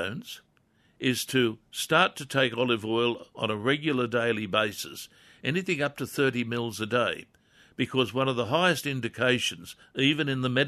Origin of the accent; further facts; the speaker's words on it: Wallsend, North East England, United Kingdom; as a kid, growing up in Crest Road, Wall's End